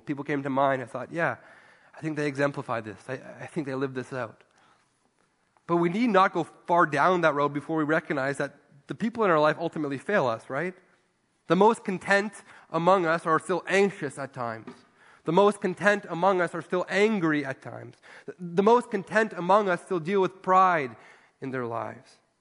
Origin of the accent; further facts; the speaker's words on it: Ontario, Canada; moved away; I grew up in Ontario